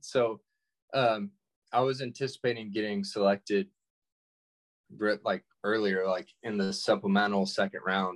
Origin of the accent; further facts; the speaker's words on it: Georgia, United States; growing up in Georgia